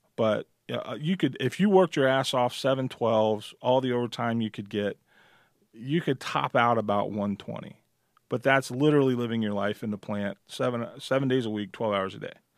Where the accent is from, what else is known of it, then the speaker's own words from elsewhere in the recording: Midwest, United States; now in Nevada, United States; I'm from the Midwest and I always worked in machine shops